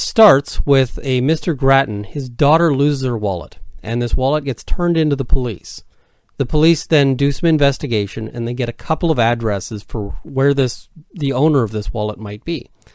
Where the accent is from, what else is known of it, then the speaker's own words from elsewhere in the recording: Canada; I'm a Canadian criminal defense and firearms lawyer